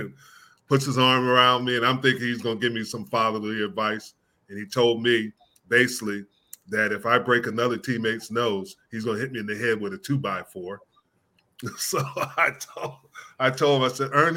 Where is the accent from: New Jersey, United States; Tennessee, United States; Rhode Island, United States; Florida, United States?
New Jersey, United States; I'm from New Jersey, and you learn to fight early